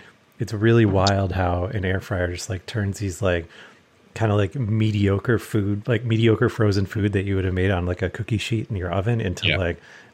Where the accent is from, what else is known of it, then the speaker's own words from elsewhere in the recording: Chicago, Illinois, United States; moved away; I'm from Chicago, so I know what Chicago style hot dog is